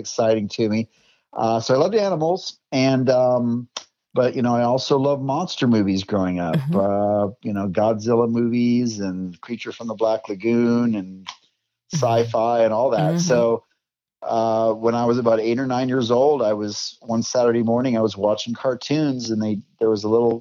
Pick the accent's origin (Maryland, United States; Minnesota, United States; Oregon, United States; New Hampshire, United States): Minnesota, United States; I grew up in Minnesota